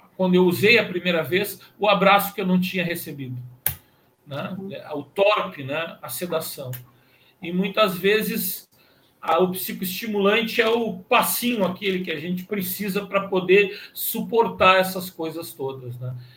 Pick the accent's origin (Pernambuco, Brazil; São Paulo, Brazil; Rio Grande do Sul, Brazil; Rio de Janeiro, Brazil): Rio Grande do Sul, Brazil; Pelotas; eu sou natural de Pelotas